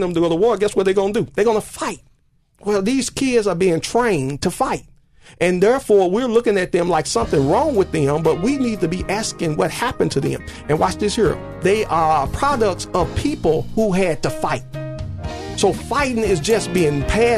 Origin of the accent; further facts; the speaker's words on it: United States; a young man growing up in the Dixon Home Projects